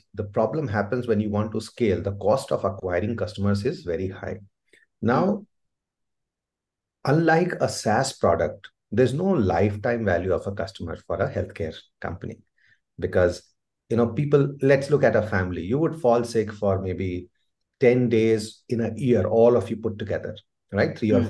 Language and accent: English; Delhi, India; So we moved around places, right? You would get transferred. But primarily, I grew up in Delhi, the formative years.